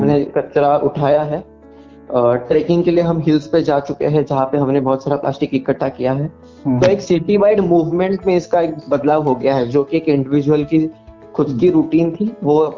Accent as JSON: {"language": "Hindi", "town": "Kolhapur", "region": "Maharashtra", "country": "India", "tie": "born or raised there", "said": "अपने गांव में क्रिएट किया है जिसका नाम कोल्हापुर प्लॉगर्स है जो मेरा होम टाउन है"}